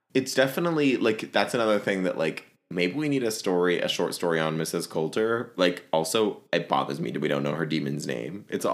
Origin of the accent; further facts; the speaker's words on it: Virginia, United States; I can say that because I'm from Virginia